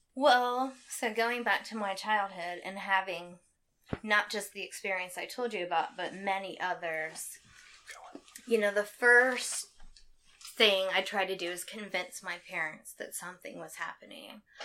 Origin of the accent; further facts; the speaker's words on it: Anderson, United States; I'm from Anderson. I've lived here most of my life